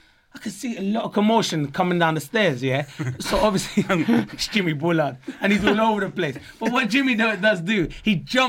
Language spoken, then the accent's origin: English; England, United Kingdom; I was born in England.